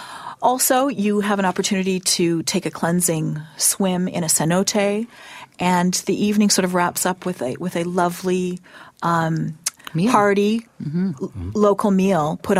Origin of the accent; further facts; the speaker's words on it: Mexico City, Mexico; moved away; I grew up in Mexico. I grew up in Mexico City.